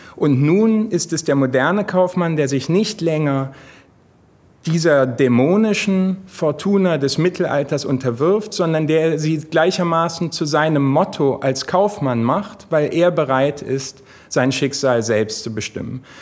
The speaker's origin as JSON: {"language": "German", "region": "Hamburg", "country": "Germany", "tie": "born or raised there", "said": "der ich selber gebürtiger Hamburger bin"}